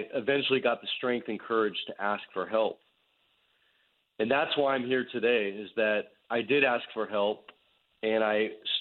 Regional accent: Bay Area, Northern California, United States; I grew up in the Bay Area in Northern California

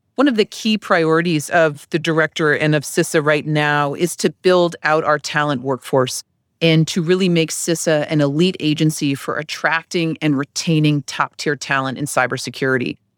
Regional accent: Connecticut, United States; moved away as an adult; I'm from Connecticut

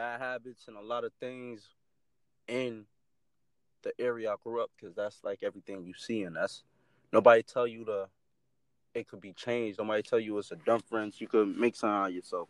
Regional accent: New Haven, Connecticut, United States; I come from a little spot in New Haven

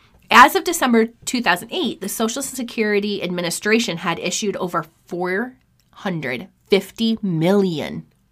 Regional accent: New York, United States; born there; So, needless to say, I was born in 1985 in New York State.

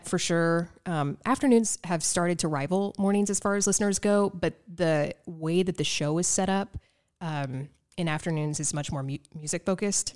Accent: Evansville, Indiana, United States; moved away as an adult; also born or lived in Las Vegas; my hometown

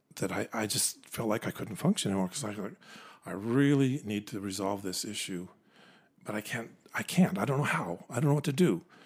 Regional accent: Orem, Utah, United States; moved away as an adult; also born or lived in Provo, Utah / Tacoma, Washington / Japan; I was born in Provo, pretty much raised in Orem. Went to Orem High School

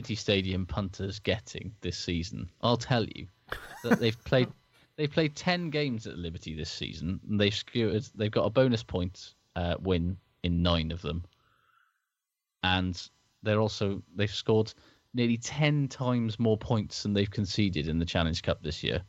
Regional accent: Wales, United Kingdom; as a Welshman

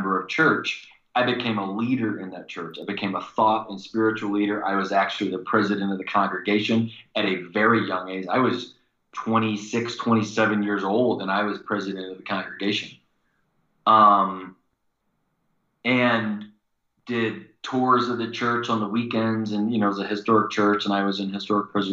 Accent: Missouri, United States; moved away as an adult; also born or lived in Indiana; From the state that I grew up in Missouri

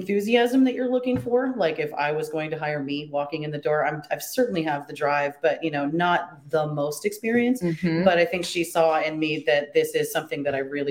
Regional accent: Seattle, Washington, United States; moved away as an adult; now in Walla Walla, United States; Seattle will always be my hometown, but I don't know how to live there anymore.

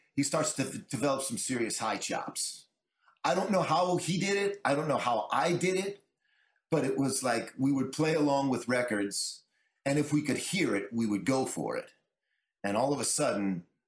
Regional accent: Gurnee, Illinois, United States; we grew up in Illinois, northern suburbs of Chicago, right on Lake Michigan, in a town called Gurnee.

